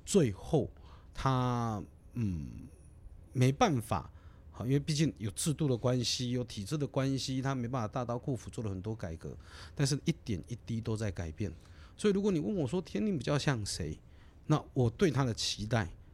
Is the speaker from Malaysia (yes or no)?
no; Taiwan; 我们知道我们是台湾人，那我们也嗯。知道我们生于斯、长于斯